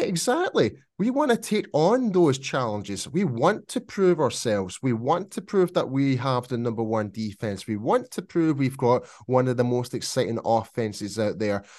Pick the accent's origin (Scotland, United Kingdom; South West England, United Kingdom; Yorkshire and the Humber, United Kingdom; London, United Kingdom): Scotland, United Kingdom; accent: Scottish; my Scottish accent